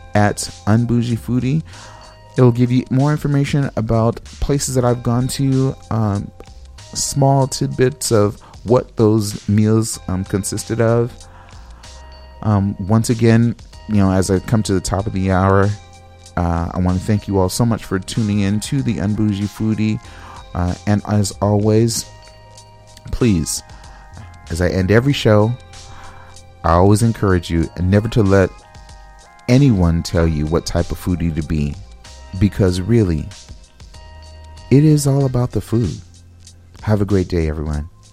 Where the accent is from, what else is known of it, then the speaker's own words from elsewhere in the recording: West Coast, United States; now in Midwest, United States; I'm from the West Coast, so I'm not familiar with that term